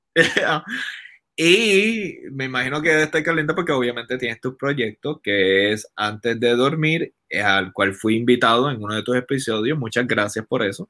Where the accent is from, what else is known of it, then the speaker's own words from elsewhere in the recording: Puerto Rico; yo como puertorriqueño quiero lo mejor para mi isla